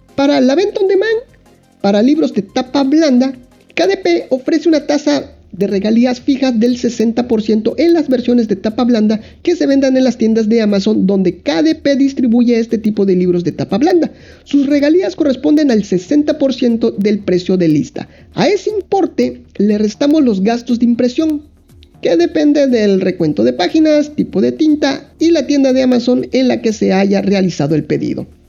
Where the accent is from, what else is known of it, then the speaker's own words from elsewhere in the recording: Mexico; yo dibujante, que soy de México